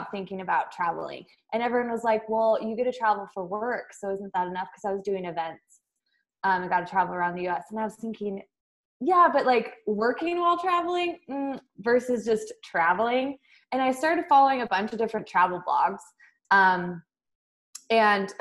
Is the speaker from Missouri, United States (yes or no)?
no; Twin Falls, Idaho, United States; also born or lived in San Francisco, California; I grew up in Twin Falls, Idaho, and so I'm an Idaho girl through and through